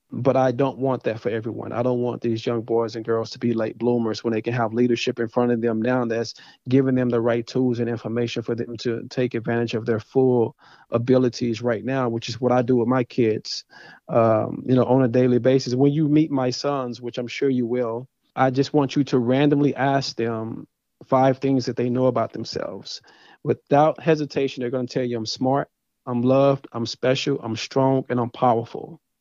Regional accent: Dallas, Texas, United States; moved away as an adult; also born or lived in Athens, Texas / Louisiana; born and raised in Dallas, Texas.

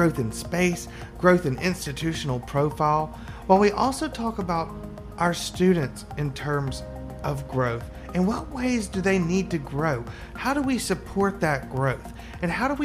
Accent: Birmingham, Alabama, United States; moved away; Birmingham is my hometown, this was my first time there since it opened after I left and moved up north

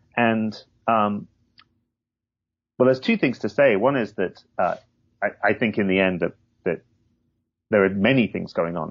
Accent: Hull, Yorkshire and the Humber, United Kingdom; I grew up in England, in the northeast, in Yorkshire, um, but not in the picturesque part of Yorkshire, in Hull

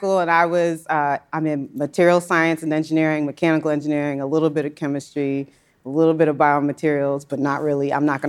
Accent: Maryland, United States; I grew up in Maryland, so that's just south of Pennsylvania.

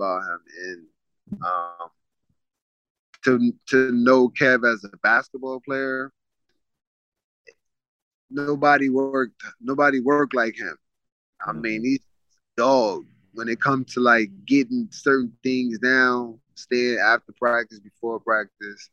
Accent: New York City, New York, United States; growing up in Coney Island

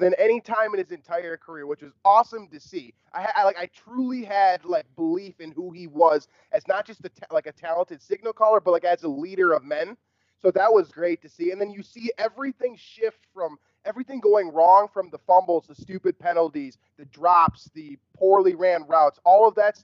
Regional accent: Minnesota, United States; I'm a Minnesotan born and bred

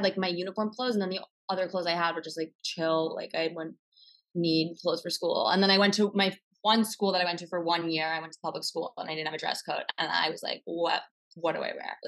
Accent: Westchester, New York, United States; now in New York City, United States; I'm from Westchester. So right outside the city. Yeah. And I've lived there my whole life

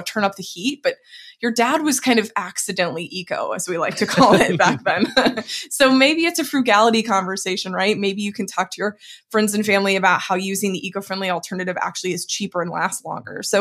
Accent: Dallas, Texas, United States; now in West Coast, United States; I'm originally from Dallas, Texas

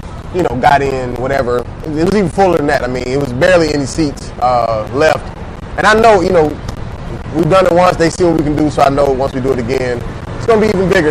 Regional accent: Atlanta, Georgia, United States; now in Miami, United States; Originally from Atlanta, I obviously live in Miami now.

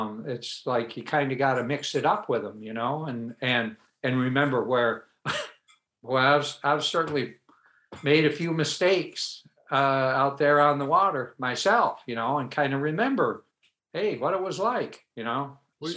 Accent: Adirondack Mountains, northern New York State, United States; I grew up in the Adirondack Mountains of northern New York State

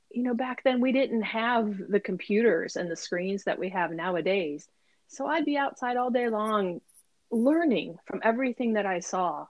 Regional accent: Ohio, United States; now in Maryland, United States; I grew up in Ohio um, on a farm, a small farm

